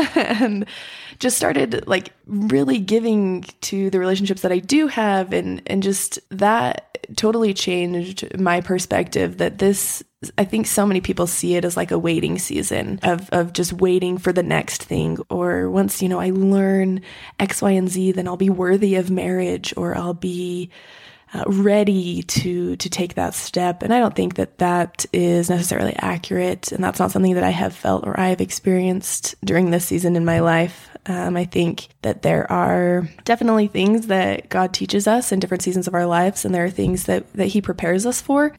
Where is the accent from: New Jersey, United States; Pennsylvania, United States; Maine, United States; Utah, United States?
Utah, United States; I grew up in Utah